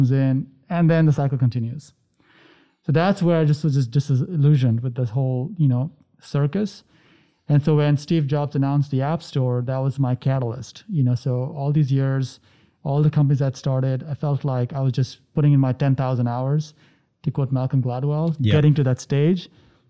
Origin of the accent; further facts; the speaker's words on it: India; growing up in India.